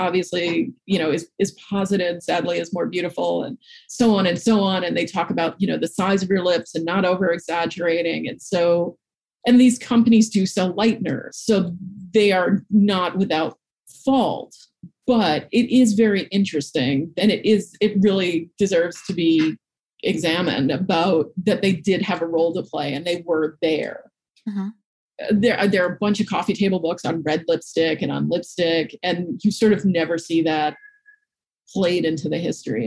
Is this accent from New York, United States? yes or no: yes; New York City, New York, United States; I grew up in Manhattan